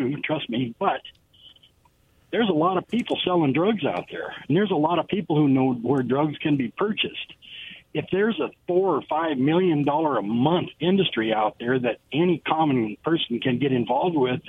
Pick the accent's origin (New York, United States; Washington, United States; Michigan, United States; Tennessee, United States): Washington, United States; Toppenish; now in West Richland, United States; I'm from Toppenish. My hometown is primarily Hispanic now